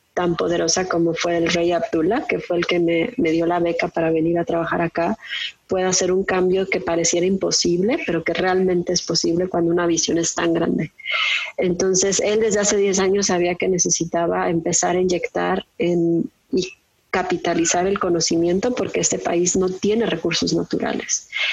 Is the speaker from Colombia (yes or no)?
no; Mexico; moved away as an adult; now in Saudi Arabia; soy eh, mexicana. Actualmente estoy haciendo un doctorado en Ingeniería y Ciencias Ambientales en Arabia Saudita